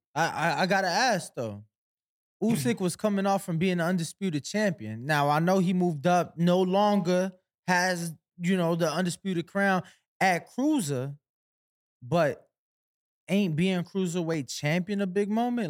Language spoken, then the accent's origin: English; Chicago, Illinois, United States; I'm from Chicago